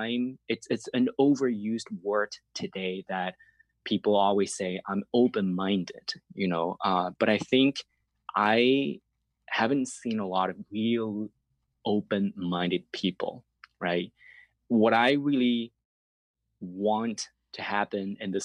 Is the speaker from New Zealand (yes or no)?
no; southern China, China; English is a second language; moved away as an adult; also born or lived in Beijing, China; now in Toronto, Canada; I'm Chinese, I was born and raised in China